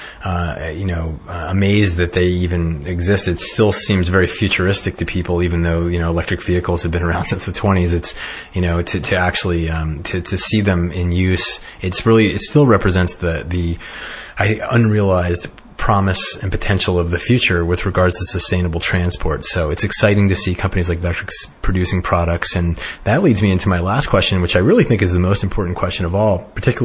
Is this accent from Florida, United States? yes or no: no; Barrington, Rhode Island, United States; now in California, United States; I grew up in Barrington, Rhode Island